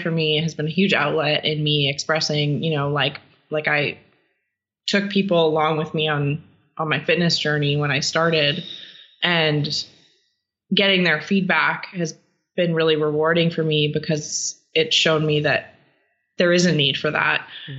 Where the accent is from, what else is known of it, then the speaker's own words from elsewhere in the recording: Canada; I'm a terrible Canadian